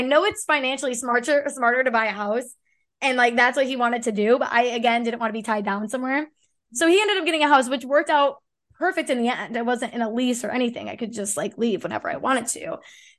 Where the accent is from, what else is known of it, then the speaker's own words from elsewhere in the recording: Illinois, United States; be back in Illinois. I didn't want to be back. It just didn't I didn't I don't love it there. It's my hometown.